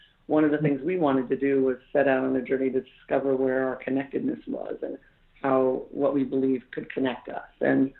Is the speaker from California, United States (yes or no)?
yes; Antioch, California, United States; I grew up in Northern California, Antioch, California, little tiny blue-collar factory town.